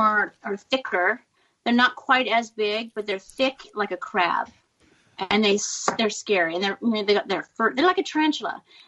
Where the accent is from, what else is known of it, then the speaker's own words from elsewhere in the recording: California, United States; accent: American; moved away as an adult; now in Australia; I'm from California.